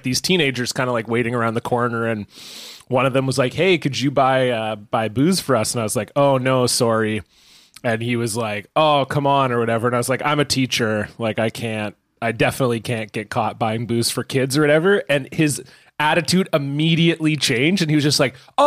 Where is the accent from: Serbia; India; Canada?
Canada; Southern Ontario; I grew up in Southern Ontario